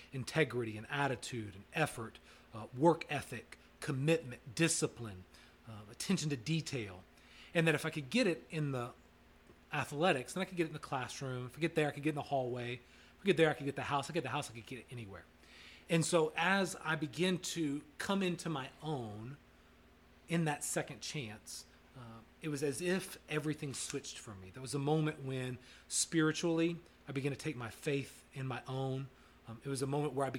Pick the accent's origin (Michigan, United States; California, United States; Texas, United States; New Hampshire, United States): Texas, United States; Bryan; grew up in Bryan, Texas.